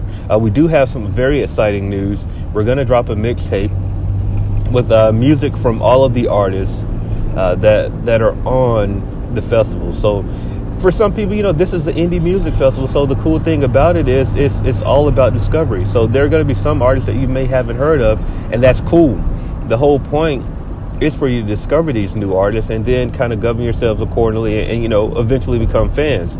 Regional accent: Macon, Georgia, United States; my hometown, Macon, Georgia, Mactown.

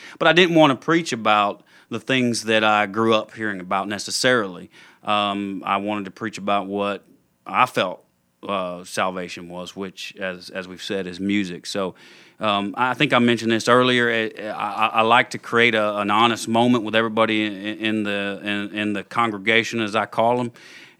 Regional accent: the South, United States; I grew up in the South, like we said. I grew up with a strong church background

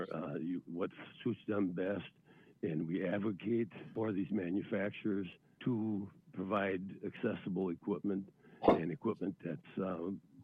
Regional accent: Wisconsin, United States; I come from Wisconsin, which we're an agricultural state and primary and tourist state

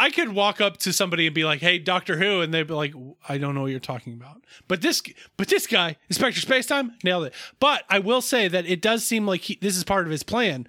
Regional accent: California, United States; I grew up in the Bay Area, but I'm a dad now.

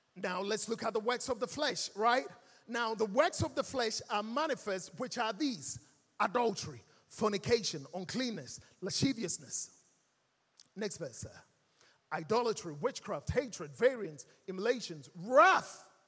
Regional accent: Ghana; accent: Ghanaian; moved away; also born or lived in London; I was born and raised in our lovely mother Ghana. And I grew up here in Ghana

